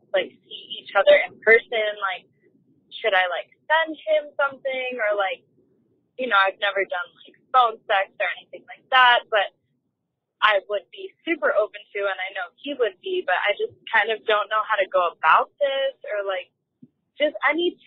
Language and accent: English; Miami, Florida, United States; We're from Miami, Florida